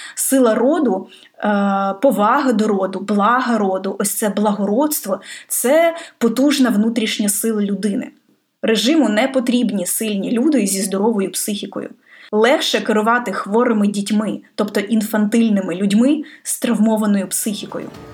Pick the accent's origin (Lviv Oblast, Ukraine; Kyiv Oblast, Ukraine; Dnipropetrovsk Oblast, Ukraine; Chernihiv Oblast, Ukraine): Kyiv Oblast, Ukraine; Irpin; в моєму рідному місті Ірпіні